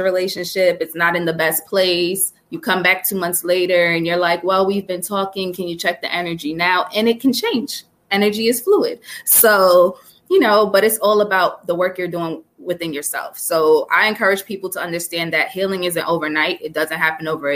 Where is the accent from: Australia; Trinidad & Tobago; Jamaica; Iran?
Jamaica; growing up Jamaican